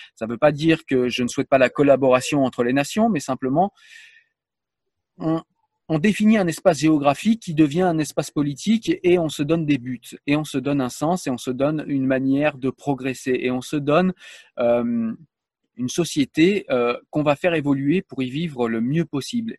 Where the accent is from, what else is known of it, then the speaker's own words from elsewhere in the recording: France; je suis français